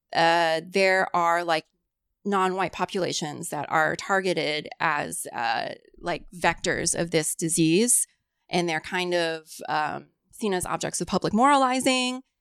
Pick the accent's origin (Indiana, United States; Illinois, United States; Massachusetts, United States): Indiana, United States; Greenwood; first language Cantonese; moved away as an adult; also born or lived in Louisville, Kentucky; I was born and grew up in central Indiana